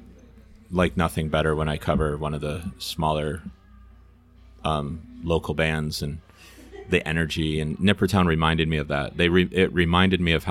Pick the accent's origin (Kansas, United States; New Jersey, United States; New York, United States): New York, United States; Herkimer; I was born in Herkimer